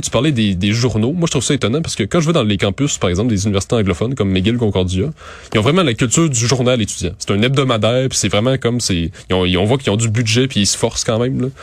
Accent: Montérégie, Quebec, Canada; Je viens de la Montérégie

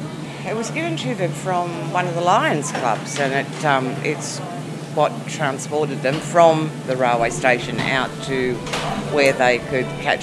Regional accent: Cobar, New South Wales, Australia; now in Nyngan, Australia; I was born in Cobar, came back here after 30-odd years away.

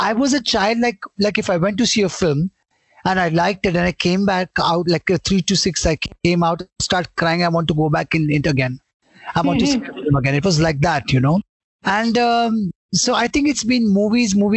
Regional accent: Mumbai, Maharashtra, India; I was born in Mumbai. We at the age of, we lived in Santa Cruz. I shifted to Bandra around Union Park, Pali Hill at the age of 5. And till now, I'm around that in that area

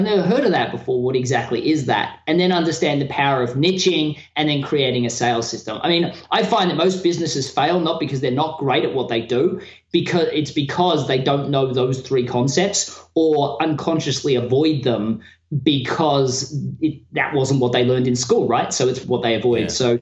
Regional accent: Australia; moved away as an adult; now in United States; as an Australian in America

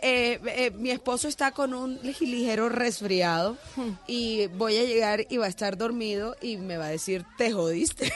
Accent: Barranquilla, Atlántico, Colombia; nosotros somos de Barranquilla

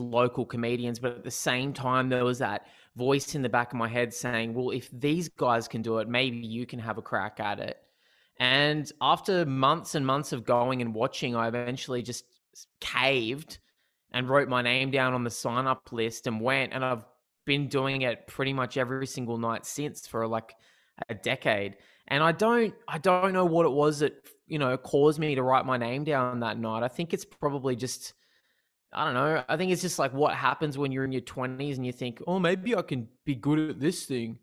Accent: Newcastle, New South Wales, Australia; also born or lived in Sydney; I grew up in Newcastle, um, in New South Wales

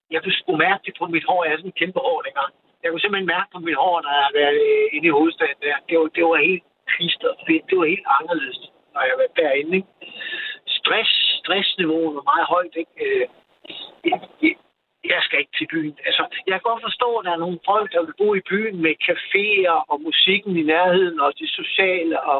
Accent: Jutland, Denmark; Jeg er vokset op i Jylland og flygtede langt væk herover til sidst.

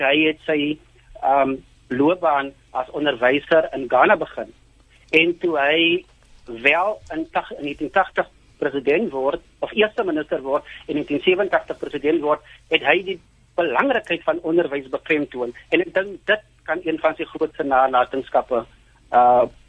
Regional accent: South Africa; ons as Suid-Afrikaners

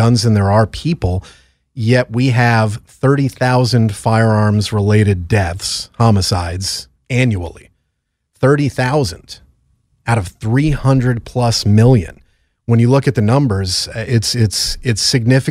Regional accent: Connecticut, United States; It's my home state

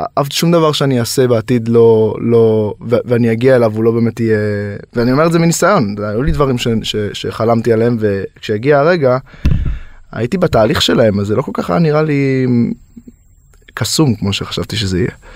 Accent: Yehud, Central District, Israel; now in Los Angeles, United States; אני גדלתי ביהוד, נווה מונוסון, אם להיות מדויק

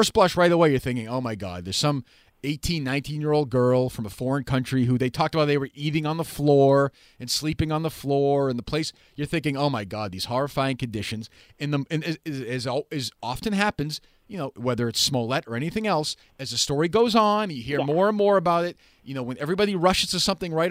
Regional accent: Boston, Massachusetts, United States; obviously I'm from Boston.

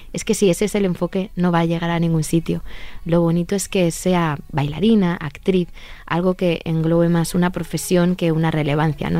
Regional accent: Spain; como españoles somos un pueblo muy fuerte

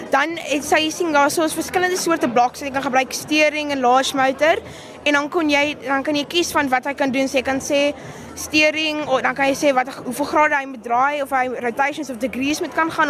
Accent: Durbanville, Western Cape, South Africa; ek's van Kere Durbanville.

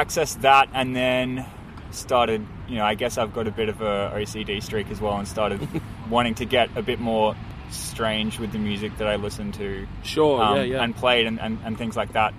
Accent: Brisbane, Queensland, Australia; also born or lived in Sydney; I was born in Sydney, but I've been in Brisbane since I was 5.

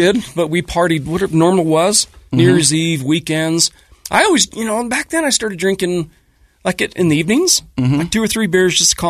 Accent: South Ogden, Utah, United States; I grew up in South Ogden, Bonneville High graduate.

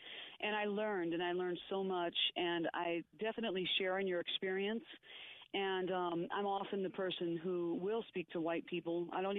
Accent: Wisconsin, United States; now in Silver Spring, United States; I was in the same situation growing up in Wisconsin. I'm Caucasian.

